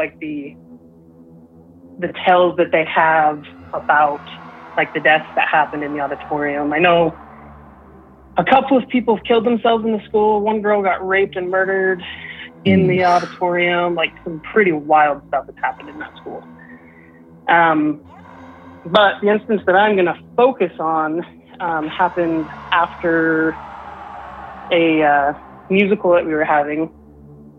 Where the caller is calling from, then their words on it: Southeast Idaho, United States; calling from Southeast Idaho